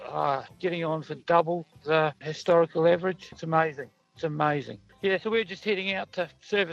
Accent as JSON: {"language": "English", "country": "New Zealand", "also_born_or_lived": "Killarney, Western Australia", "moved": "yes", "said": "I'm a Kiwi, but I've been coming over here for 40 years"}